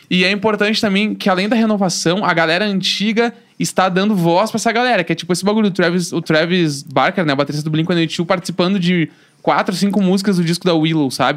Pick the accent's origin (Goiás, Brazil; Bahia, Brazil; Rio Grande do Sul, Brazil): Rio Grande do Sul, Brazil; eu sou o gaúcho certo pra entrar no BBB